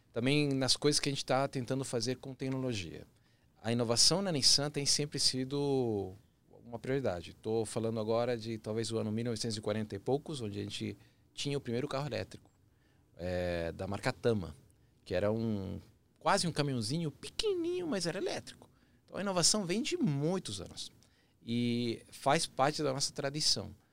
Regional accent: Chile; Portuguese is a second language; now in Brazil; Eu sou chileno de nascimento, apaixonado pelo Brasil, vários anos aqui

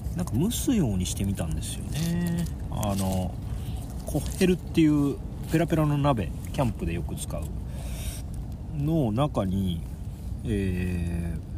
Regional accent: Onjuku, Chiba, Japan; moved away; 僕は海沿いの町で育ったんで

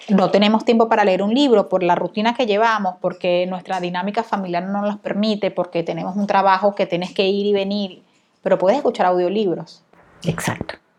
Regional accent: Venezuela; yo soy venezolana

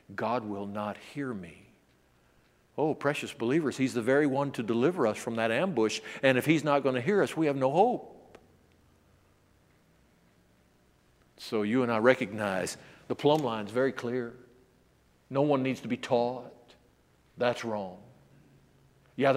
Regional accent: Memphis, Tennessee, United States; I was brought up in the South

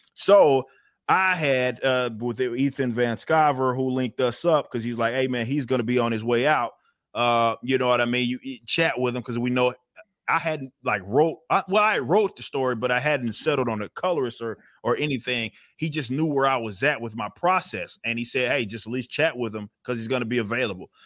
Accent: Texas, United States; I grew up in the Texas kind of scene

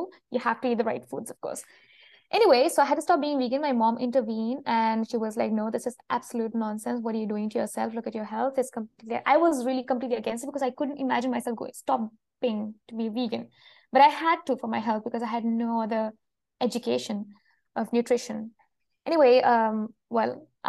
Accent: Kerala, India; moved away as an adult; also born or lived in Vienna, Austria; now in France; I have lived in India pretty much all my life until now, until I was 22, when I went to Europe in Vienna for a master thesis, and then I came back to India and applied for a PhD

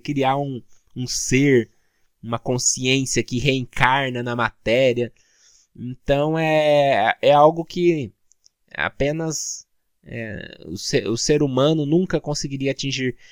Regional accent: Brazil; como nós brasileiros

